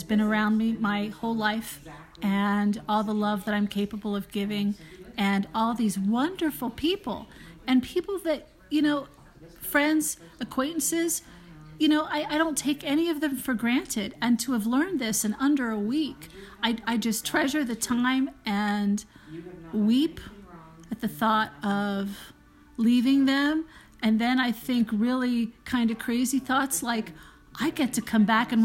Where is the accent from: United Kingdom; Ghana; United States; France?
United States; also born or lived in Philadelphia, Pennsylvania / New York; now in Albuquerque, United States; I'm originally from Philly and New York, so I talk a mile a minute